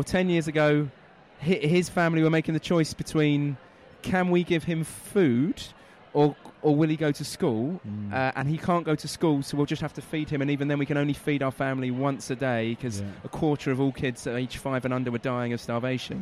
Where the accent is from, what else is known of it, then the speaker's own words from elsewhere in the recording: London, United Kingdom; also born or lived in Manchester; I grew up in North London.